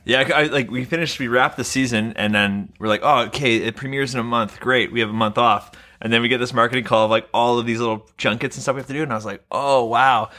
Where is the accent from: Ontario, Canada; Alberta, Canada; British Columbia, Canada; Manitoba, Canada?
British Columbia, Canada; Vancouver; I'm born and raised in Vancouver